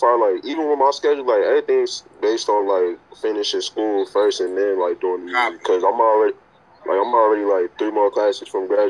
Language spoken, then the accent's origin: English; New York, United States; accent: mixed New York and Southern; because I'm from New York and I'm from down south, like, I sort of mixed it up. Because, like, a lot of people, like, even when I talk, like, some people will say, like, yeah, accent is, like, mixed up.